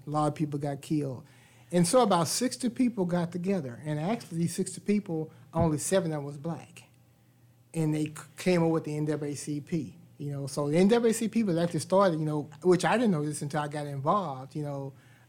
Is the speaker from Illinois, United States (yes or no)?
no; Conroe, Texas, United States; I was born and raised here in Conroe about 63 years ago.